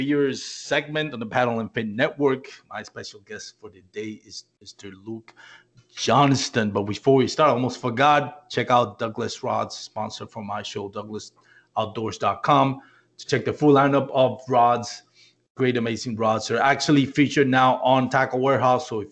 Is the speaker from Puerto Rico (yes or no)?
yes; Puerto Rico; moved away; So a lot of you know I was born and raised in Puerto Rico, and I'm from